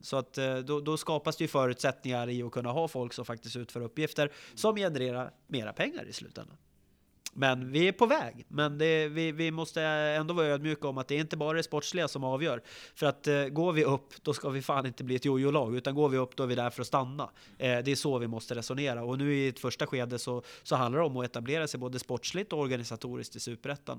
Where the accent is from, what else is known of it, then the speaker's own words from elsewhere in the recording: Västerås, Västmanland, Sweden; Jag är född uppvuxen i, i Västerås och är VSK sen födseln.